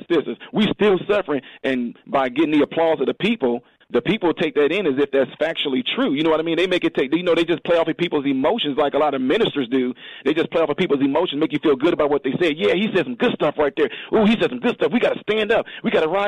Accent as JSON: {"language": "English", "town": "Decatur", "region": "Illinois", "country": "United States", "tie": "born or raised there", "also_born_or_lived": "Chicago", "said": "We lived a little bit in Chicago, and then we moved down to what we call Baby Chicago, which is Decatur"}